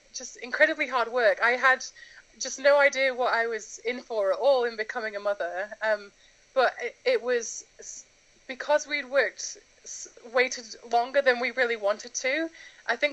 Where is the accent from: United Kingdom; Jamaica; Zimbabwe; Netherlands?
United Kingdom; Knaresborough, Yorkshire and the Humber; accent: British; moved away as an adult; also born or lived in United States; now in Japan; I am from a tiny little town in North Yorkshire called Knaresborough. And I lived there until I got married. So I think I was 22 when I moved to the States. So yes, born and raised in England.